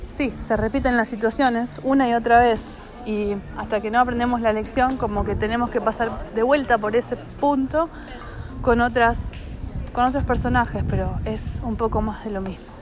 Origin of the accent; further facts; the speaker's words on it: Argentina; yo soy argentina